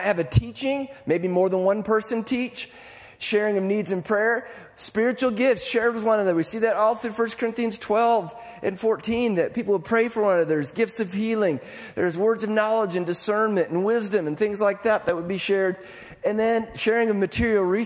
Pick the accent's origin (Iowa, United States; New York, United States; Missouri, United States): Iowa, United States; I'm from Iowa